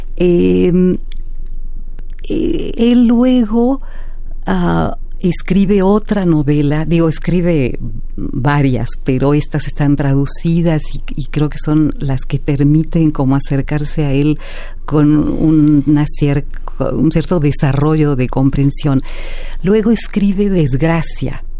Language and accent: Spanish; Mexico; como ciudadanos, como mexicanos, mexicanas